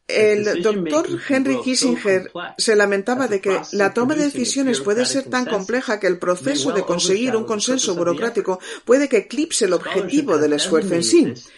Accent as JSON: {"language": "Spanish", "country": "Spain", "said": "Como español, como diplomático"}